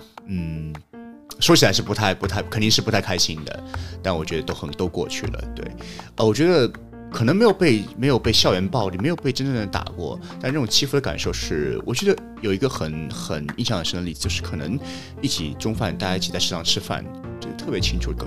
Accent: Shanghai, China; 我老家不是上海，但是我从小两岁就在上海，嗯，一直到高中。

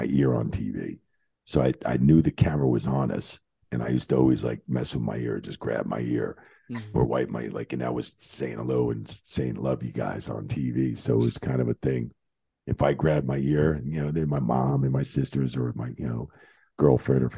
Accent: Bayonne, New Jersey, United States; I'm from Bayonne, Jersey, right down the street, down by Jersey City, Bayonne, New Jersey

